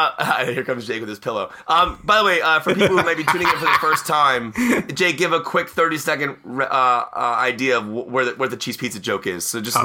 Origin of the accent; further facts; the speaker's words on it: Washington, District of Columbia, United States; I'm from Washington, D.C.